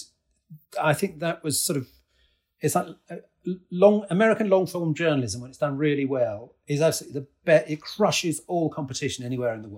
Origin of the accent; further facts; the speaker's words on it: Newton, East of England, United Kingdom; moved away as an adult; also born or lived in Spain / United States; I grew up just outside of Cambridge in a small village just to the south of Cambridge called Newton